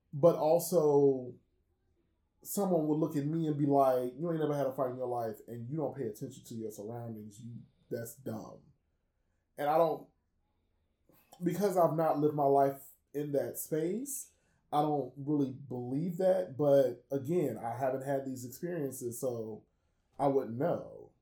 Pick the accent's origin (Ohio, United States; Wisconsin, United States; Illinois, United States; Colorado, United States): Illinois, United States; Chicago; I am from Chicago, which means that I am a house head by default